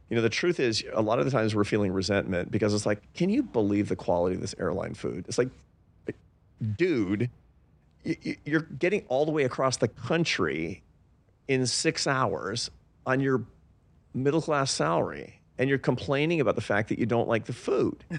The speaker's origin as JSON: {"language": "English", "town": "Seattle", "region": "Washington", "country": "United States", "tie": "born or raised there", "said": "I grew up in Seattle"}